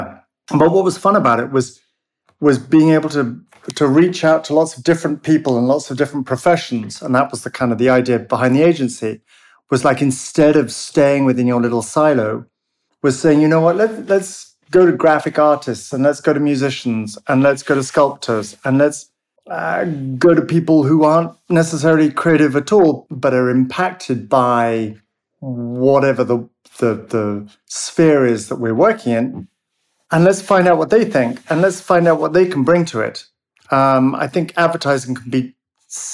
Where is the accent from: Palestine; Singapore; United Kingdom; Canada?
United Kingdom; now in London, United Kingdom; But we're British